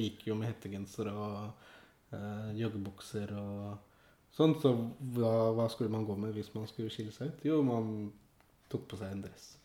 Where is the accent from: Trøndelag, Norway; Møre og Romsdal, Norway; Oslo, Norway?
Oslo, Norway; jeg, er jo født og oppvokst i Oslo. Ja. På Furuset i Groruddalen